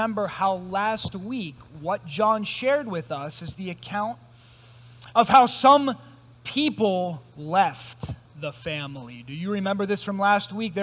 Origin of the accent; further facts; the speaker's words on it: Greensburg, United States; I'm from Greensburg. This is my hometown